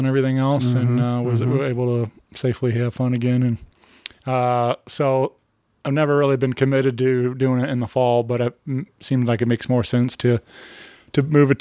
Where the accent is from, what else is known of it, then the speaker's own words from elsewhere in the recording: Wentzville, Missouri, United States; I grew up out in Wentzville